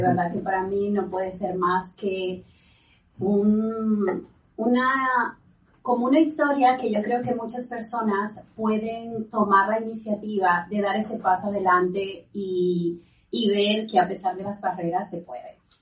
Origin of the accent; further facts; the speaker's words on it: Valencia, Carabobo, Venezuela; moved away as an adult; now in Spain; nosotros somos inicialmente de, de Valencia